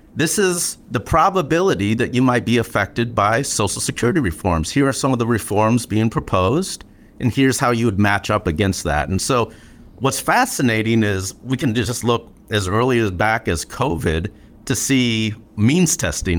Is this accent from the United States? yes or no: yes; Flint, Michigan, United States; growing up in Flint